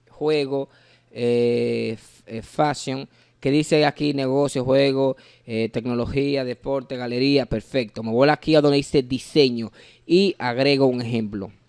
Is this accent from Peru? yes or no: no; Dominican Republic; Las S yo no las pronuncio porque yo soy dominicano, pero yo sé pronunciarla.